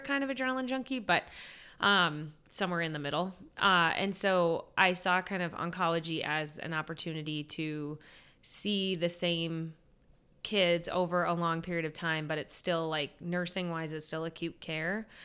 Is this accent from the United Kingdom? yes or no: no; San Diego, California, United States; moved away as an adult; also born or lived in Steubenville, Ohio / Washington, D.C.; I grew up in San Diego